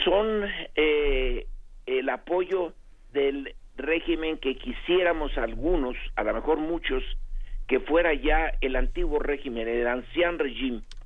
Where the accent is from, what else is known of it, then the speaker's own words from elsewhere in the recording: Mexico; nos identifiquemos como mexicanos